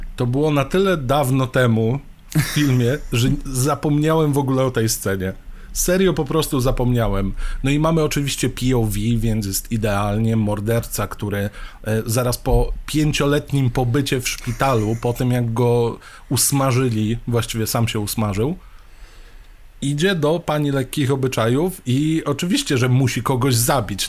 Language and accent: Polish; Poland; wychowywaliśmy się w Polsce